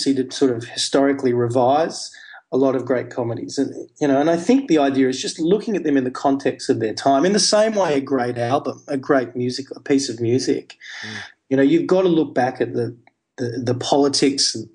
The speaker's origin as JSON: {"language": "English", "area": "Hunter Valley", "region": "New South Wales", "country": "Australia", "tie": "born or raised there", "said": "where I grew up in the Hunter Valley"}